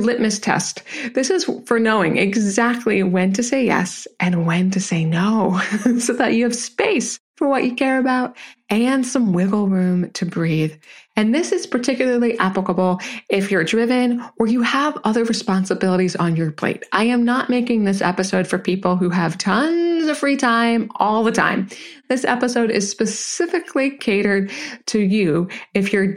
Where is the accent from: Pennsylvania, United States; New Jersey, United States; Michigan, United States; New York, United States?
New Jersey, United States; Jersey Shore; I'm a Jersey girl, right? I was raised near the Jersey Shore